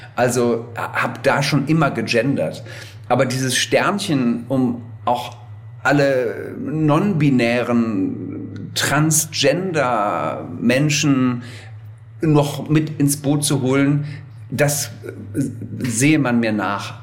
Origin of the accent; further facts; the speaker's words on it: Wuppertal, North Rhine-Westphalia, Germany; Ich war in der Heimatgemeinde bei uns in Wuppertal lange Messdiener, Ministrant